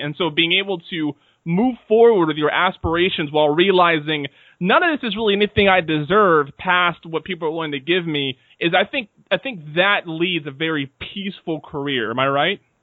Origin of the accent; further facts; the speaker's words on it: Seattle, Washington, United States; now in Washington, D.C., United States; I'm also from Seattle